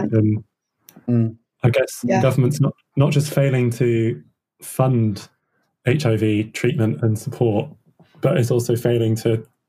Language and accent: English; United Kingdom; you mentioned that we don't want to talk about sex because then that's, you know, we don't do that as British people.